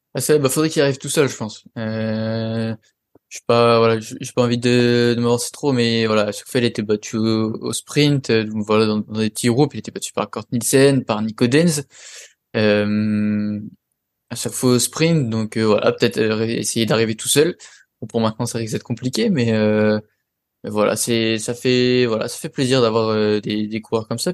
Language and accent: French; France; on est français